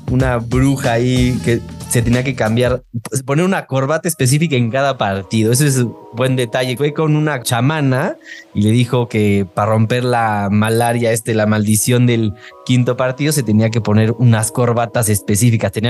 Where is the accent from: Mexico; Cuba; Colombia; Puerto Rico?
Mexico; siendo aficionados mexicanos, vienen los, los americanos a quitarnos algo que como afición creemos que nos pertenecía